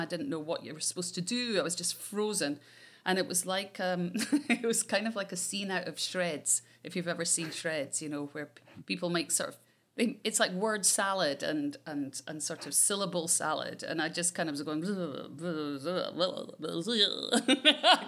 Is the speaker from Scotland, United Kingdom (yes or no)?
yes; Scotland, United Kingdom; I'm Scottish.